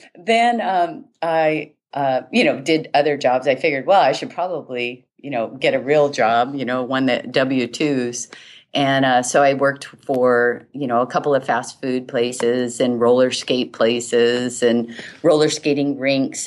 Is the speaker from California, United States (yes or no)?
no; Hawaii, United States; I was born and raised in Hawaii